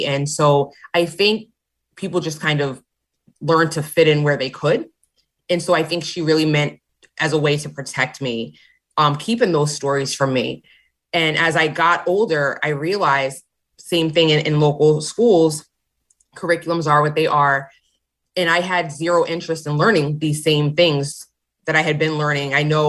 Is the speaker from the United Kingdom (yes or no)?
no; New London, Connecticut, United States; Yes. So I grew up in New London. A lot of my family has been here for some time.